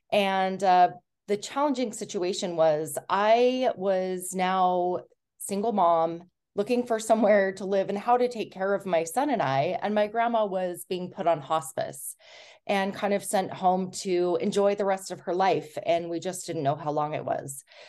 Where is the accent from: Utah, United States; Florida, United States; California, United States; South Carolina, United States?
Utah, United States; I grew up in Southern Utah and got married fairly young